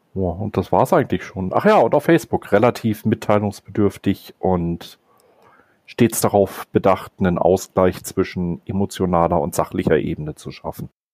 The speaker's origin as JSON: {"language": "German", "region": "Northern Germany", "country": "Germany", "said": "ich bin Norddeutscher. Bei uns trinkt man zum Beispiel auch Bananenweizen"}